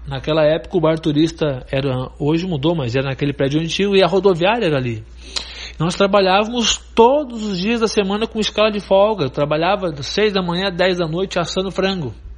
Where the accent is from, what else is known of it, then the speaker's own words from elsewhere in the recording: Rincão do Erval, Rio Grande do Sul, Brazil; nasci no Rincão do Erval, né? Nasci de uma família muito humilde